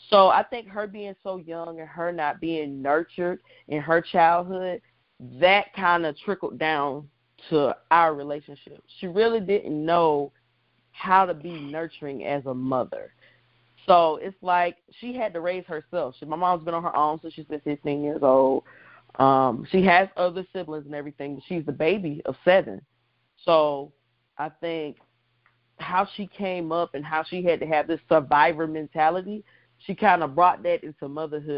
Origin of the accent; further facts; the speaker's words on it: Columbia, South Carolina, United States; I'm from Columbia, South Carolina